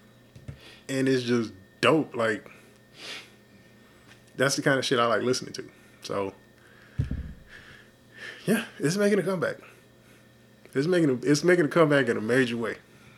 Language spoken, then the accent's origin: English; Texas, United States; I'm from Texas